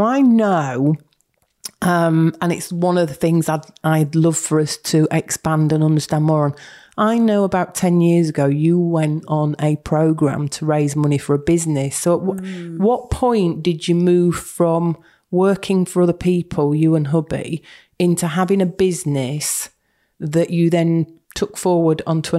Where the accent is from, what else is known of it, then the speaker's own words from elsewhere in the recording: Yorkshire and the Humber, United Kingdom; moved away as an adult; also born or lived in Berkshire; I spent 20-odd years down in Berkshire. I am a Yorkshire girl, but went down for work and came back in 2010.